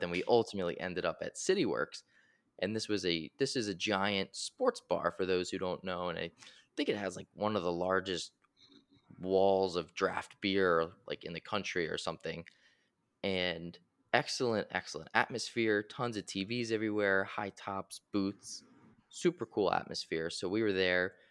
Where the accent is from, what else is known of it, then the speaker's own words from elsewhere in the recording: Philadelphia, Pennsylvania, United States; we are from Philadelphia